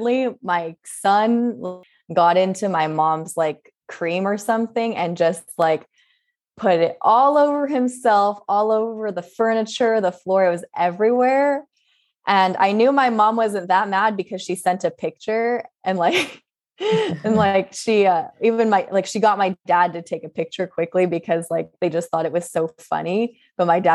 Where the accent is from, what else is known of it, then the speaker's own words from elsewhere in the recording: Southern California, United States; growing up in Southern California